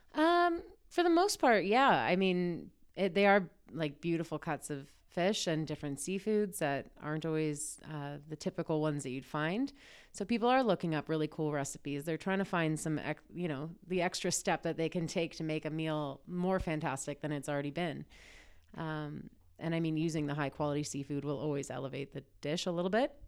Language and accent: English; Ancaster, Ontario, Canada; also born or lived in Toronto; I grew up in Ancaster, so I grew up going out there all the time.